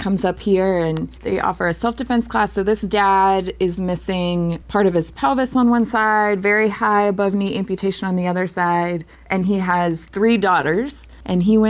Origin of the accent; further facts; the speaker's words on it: Virginia, United States; now in Maine, United States; I'm from Virginia. Things don't freeze well enough down there